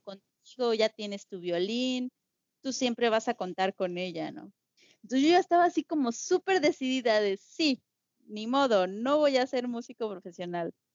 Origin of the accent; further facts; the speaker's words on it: San Luis Potosí, Mexico; soy de San Luis Potosí, de la capital.